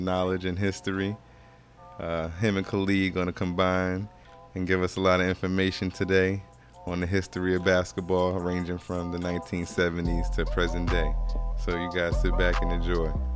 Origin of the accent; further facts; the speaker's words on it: New Jersey, United States; my hometown of New Jersey